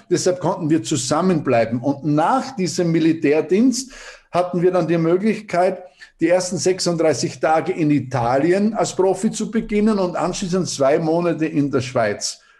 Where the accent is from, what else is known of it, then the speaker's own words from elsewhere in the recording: Paldau, Styria, Austria; Ja, also wir sind in Paldau aufgewachsen.